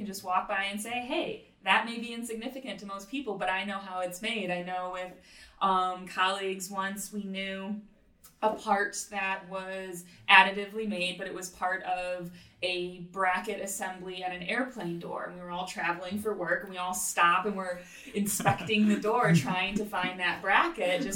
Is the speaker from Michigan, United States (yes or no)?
yes; Detroit, Michigan, United States; growing up in Detroit around all the automotive manufacturers